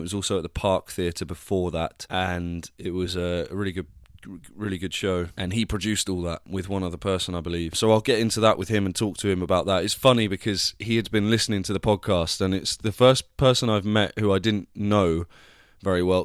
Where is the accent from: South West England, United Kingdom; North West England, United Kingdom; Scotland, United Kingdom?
South West England, United Kingdom; Devon; accent: Devon; my Devon accent came out then